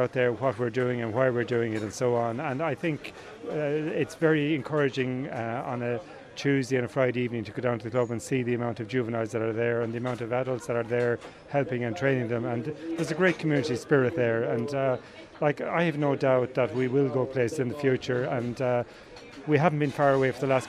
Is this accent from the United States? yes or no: no; Kilcash, Munster, Ireland; moved away as an adult; also born or lived in Dublin; originally from Kilcash